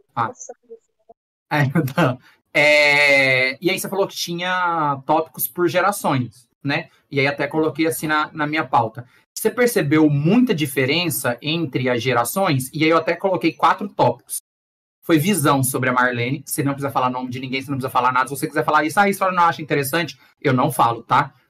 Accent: Goiás, Brazil; eu que sou de Goiás

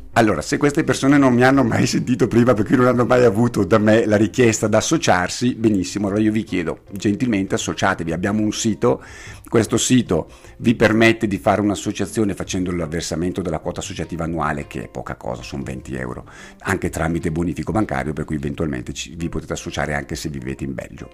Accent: Bergamo, Lombardy, Italy; io abitavo a Redona da piccolo, Redona è a Bergamo per chi eventualmente non lo sapesse

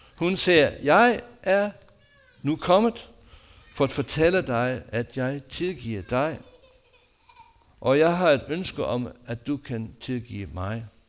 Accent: United States; Danish is a second language; now in Denmark; mit hjemland USA

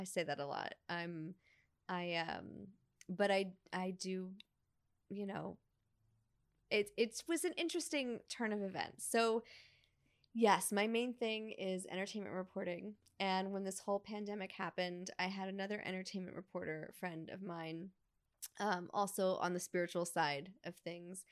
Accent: New York, United States; moved away as an adult; now in Los Angeles, United States; when I was a little girl growing up in New York

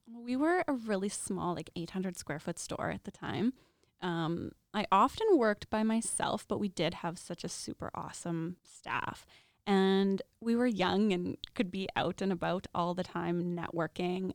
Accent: Regina, Saskatchewan, Canada; also born or lived in Lethbridge; I am born and raised in Regina

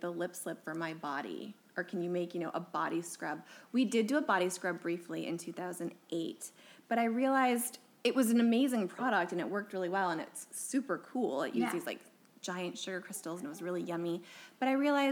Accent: Chicago, Illinois, United States; I'm from Chicago

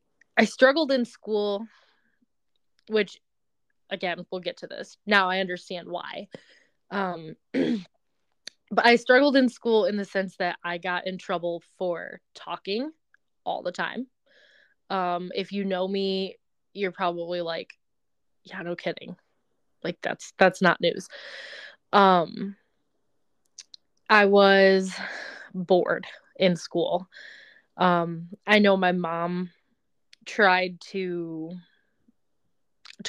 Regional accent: Belleville, Michigan, United States; moved away as an adult; also born or lived in Colorado; now in northern Michigan, United States; I was born and raised in Belleville, Michigan

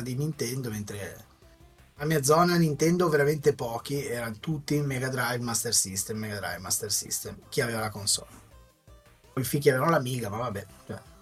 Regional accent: Liguria, Italy; io essendo ligure

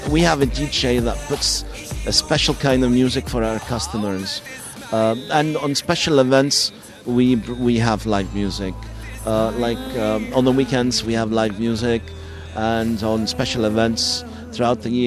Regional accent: Lebanon; now in Doha, Qatar; Ich bin Libanese, aber ich fühle, Doha ist mein zweites Zuhause.

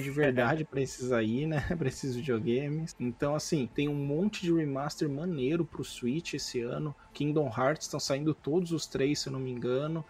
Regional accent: São Sebastião, Brazil; moved away; São Sebastião de onde eu vim

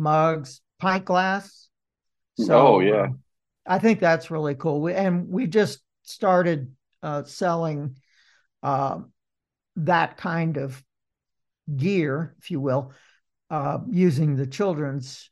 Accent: Indianapolis, Indiana, United States; I was born in Indianapolis

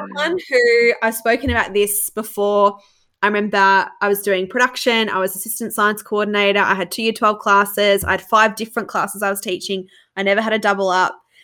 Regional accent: Australia; as an Australian

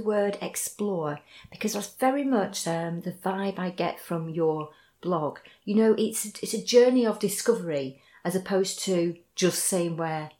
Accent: Lancashire, North West England, United Kingdom; moved away as an adult; also born or lived in Hull / Surrey; I'm from Lancashire. I don't think I've ever really lost that lilt. I went to university in Yorkshire in Hull and then down lived in Surrey for 12 years. And I certainly haven't got a southern accent.

